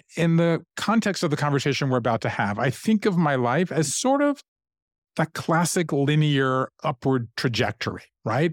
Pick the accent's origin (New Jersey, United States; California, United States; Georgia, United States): Georgia, United States; Savannah; moved away as an adult; also born or lived in Japan; I grew up in Savannah, Georgia.